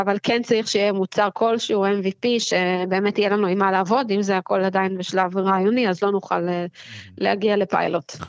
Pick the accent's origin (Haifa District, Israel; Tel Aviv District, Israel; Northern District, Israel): Tel Aviv District, Israel; Herzliya; ובעיר שאני אוהבת, שגדלתי בה